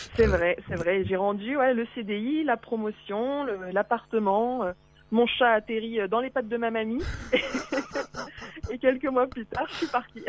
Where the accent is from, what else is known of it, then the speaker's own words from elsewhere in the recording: Auvergne-Rhône-Alpes, France; moved away; moi, je suis je suis d'Auvergne, donc dans mon Auvergne oh natale